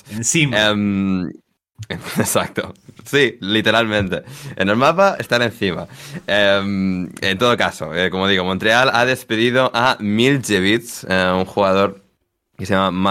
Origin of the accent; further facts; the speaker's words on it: Galicia, Spain; a mi tierra. a ah, bueno, a Galicia.